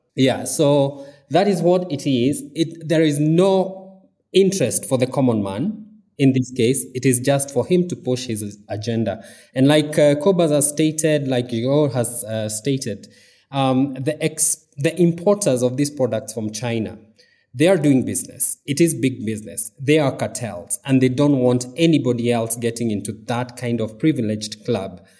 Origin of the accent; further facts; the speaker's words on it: Mount Kenya region, Kenya; now in Nairobi, Kenya; I am from the Mount Kenya region.